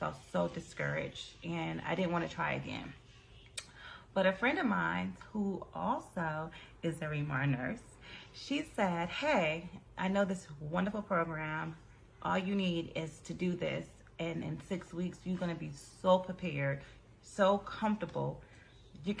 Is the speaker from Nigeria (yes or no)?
no; California, United States; I'm from California